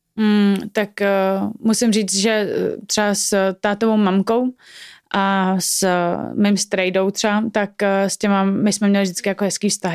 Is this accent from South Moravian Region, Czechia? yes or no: no; Prague, Czechia; obě dvě jsme z Prahy